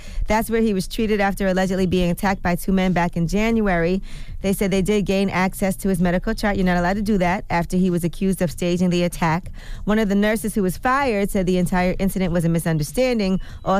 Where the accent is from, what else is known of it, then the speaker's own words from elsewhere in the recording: Brooklyn, New York, United States; Plus, they film it in Brooklyn. I'm from Brooklyn. A lot of places I watch on the show is familiar to me.